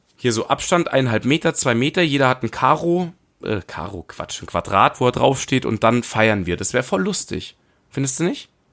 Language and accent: German; Munich, Bavaria, Germany; now in Dachau, Germany; ich bin Münchner Kindl.